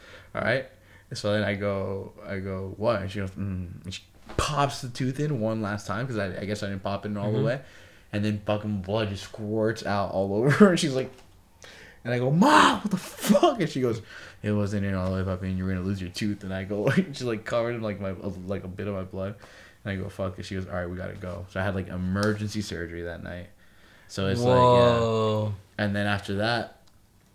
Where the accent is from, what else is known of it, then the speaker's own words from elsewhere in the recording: Miami, Florida, United States; I'm from Miami